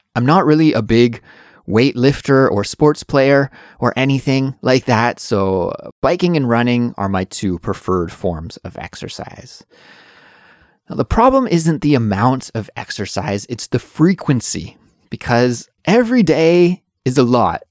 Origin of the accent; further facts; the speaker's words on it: Canada; moved away as an adult; now in South Korea; Although I'm from Canada, I do live in South Korea